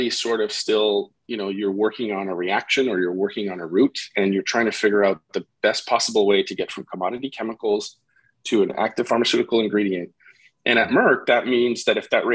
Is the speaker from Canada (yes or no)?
yes; about an hour outside Montreal, Quebec, Canada; moved away as an adult; now in New Jersey, United States; I grew up about an hour outside Montreal, so it's not my hometown